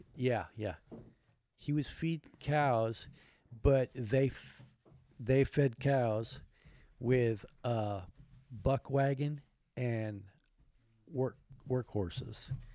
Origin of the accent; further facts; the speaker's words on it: Alaska, United States; moved away; also born or lived in Spokane / Olympia; I grew up in Alaska